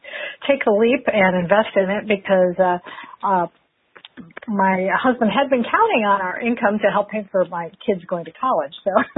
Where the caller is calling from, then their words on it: Oviedo, Florida, United States; I am calling from Oviedo, Florida, which is just outside of Orlando.